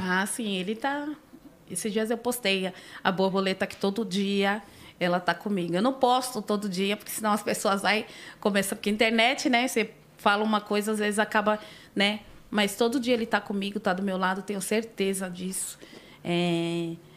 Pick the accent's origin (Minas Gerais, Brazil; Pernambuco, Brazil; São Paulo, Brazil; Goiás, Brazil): São Paulo, Brazil; Sou nascida em São Paulo, nasci no Hospital da Vila Maria